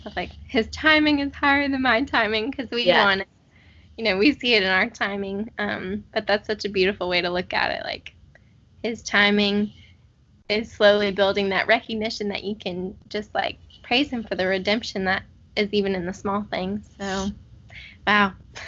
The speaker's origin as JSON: {"language": "English", "region": "Pennsylvania", "country": "United States", "also_born_or_lived": "Georgia", "moved": "as an adult", "lives_now": "Panama City, United States", "said": "I'm from the North originally. I'm from Pennsylvania, but I go to school in Georgia, and I live in Panama City"}